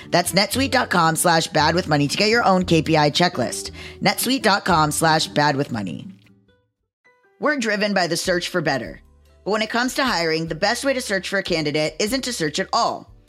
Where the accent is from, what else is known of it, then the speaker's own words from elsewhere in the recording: Canada; Yes, I'm Canadian, so I spell it C H E Q U E S, lol.